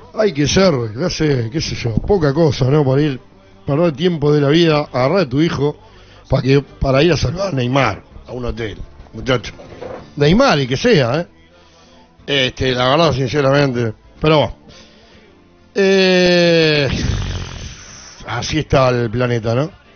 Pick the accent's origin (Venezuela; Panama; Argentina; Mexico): Argentina; La Plata, Buenos Aires Province; nací eh, acá en La Plata, al igual que mi, abuelo, mi papá, mis hijos. Jamás viví en otro lugar que no sea la ciudad de La Plata